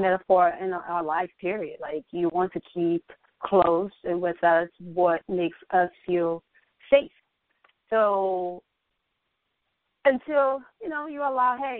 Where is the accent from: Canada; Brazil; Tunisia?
Brazil; moved away as an adult; now in United States; Back home, I was growing up, I always was into fashion. You know, I grew up watching fashion shows, and in Brazil